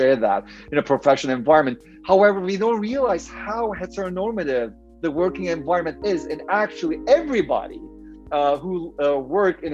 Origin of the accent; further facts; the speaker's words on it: Turkey; moved away as an adult; also born or lived in Urbana-Champaign, Illinois, United States; now in United States; I'm originally from Turkey, and I kind of migrated to the US